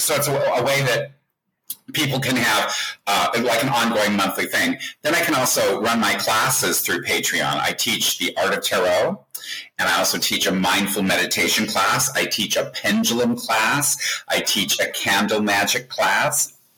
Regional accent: Colorado, United States; moved away; when I grew up in Colorado, we didn't know from Jews.

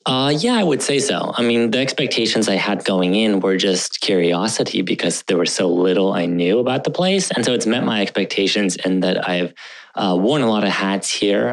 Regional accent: Northern Virginia, United States; also born or lived in Bangor, Maine / Moscow, Russia; ever since then, I've been living in the great state of Virginia, um, more specifically Northern Virginia, and so. Uh, I went to, um, you know, middle high school there

